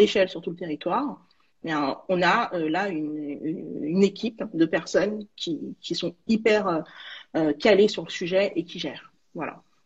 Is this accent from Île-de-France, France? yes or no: yes; Saint-Ouen, Île-de-France, France; also born or lived in Villetaneuse / Val-de-Marne; j'ai grandi à Villetaneuse et puis à Saint-Ouen